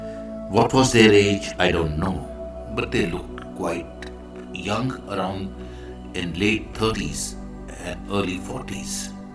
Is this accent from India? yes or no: yes; India